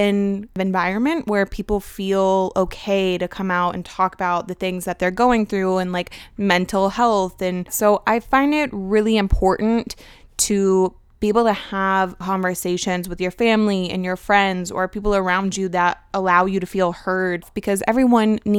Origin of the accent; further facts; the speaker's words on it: Georgia, United States; also born or lived in Virginia; I was born in Virginia, and when I was 5, I moved here to Georgia.